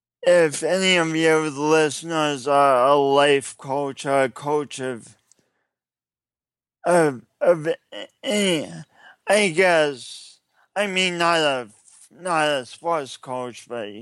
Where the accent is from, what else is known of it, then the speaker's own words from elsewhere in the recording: England, United Kingdom; And then I'm an English person, and I've been chasing this book around